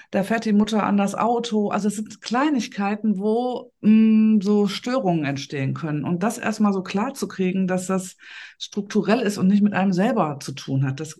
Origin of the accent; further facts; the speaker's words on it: Essen, North Rhine-Westphalia, Germany; ich habe eine eigene Praxis hier in Essen, also ich komme aus Essen im Ruhrgebiet